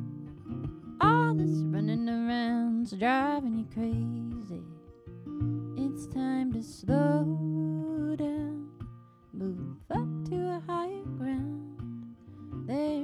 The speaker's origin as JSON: {"language": "English", "region": "Northern Nevada", "country": "United States", "tie": "born or raised there", "moved": "yes", "said": "the home I grew up in Northern Nevada"}